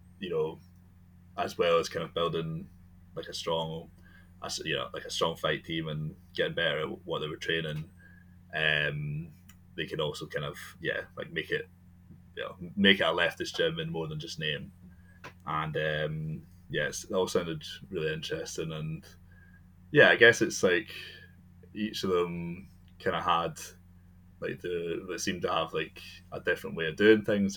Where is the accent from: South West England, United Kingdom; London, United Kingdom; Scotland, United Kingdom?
Scotland, United Kingdom; I'm from Scotland